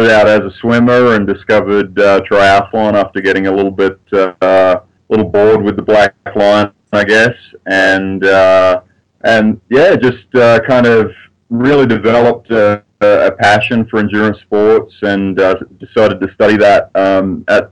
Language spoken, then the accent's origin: English; Sydney, New South Wales, Australia; moved away as an adult; now in Lafayette, United States; Lafayette, Colorado right now. Yep. Well, originally from Sydney, Australia, but I've been living in the States since 2000 and Colorado since 2004.